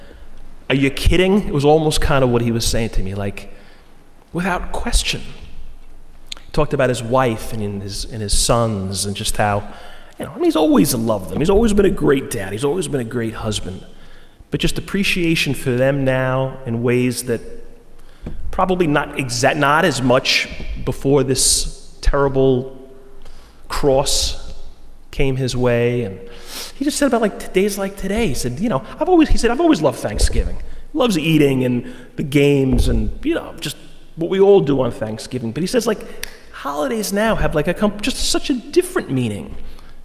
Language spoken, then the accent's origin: English; Floral Park, New York, United States; a guy I grew up with in Floral Park